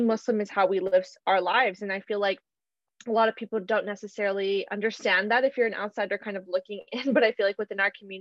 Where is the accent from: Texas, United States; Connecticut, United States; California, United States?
California, United States; Southern; I was born and raised in Southern California